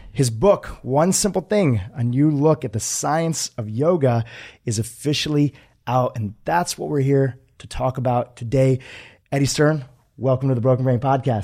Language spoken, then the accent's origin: English; United States; born or raised there; also born or lived in Kenya